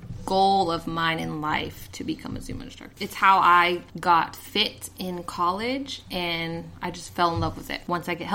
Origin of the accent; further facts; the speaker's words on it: El Paso, Texas, United States; accent: mix of everything; moved away as an adult; also born or lived in California / Mississippi; El Paso. Well, technically speaking, I'm from California, but yes. I lived most of my life in El Paso.